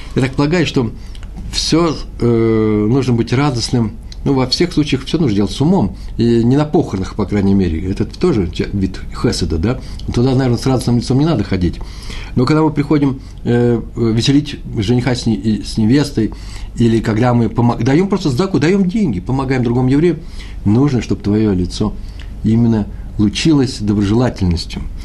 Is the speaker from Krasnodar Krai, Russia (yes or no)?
no; Moscow, Russia; moved away; я москвич